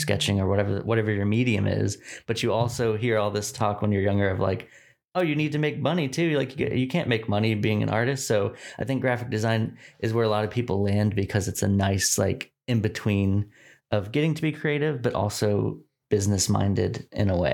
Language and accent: English; Dallas, Texas, United States; moved away as an adult; also born or lived in Richmond, Virginia; I was born in Dallas, Texas. Um, I've, I grew up here in the suburbs of Dallas, so, like, far north Dallas